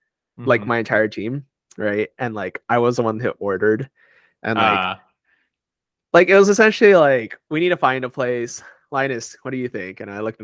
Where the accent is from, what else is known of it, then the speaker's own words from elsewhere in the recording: South Bay, California, United States; now in New York, United States; we grew up in the South Bay